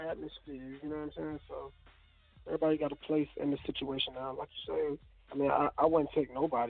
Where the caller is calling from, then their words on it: Norfolk, Virginia, United States; I'm coming from Norfolk, Virginia.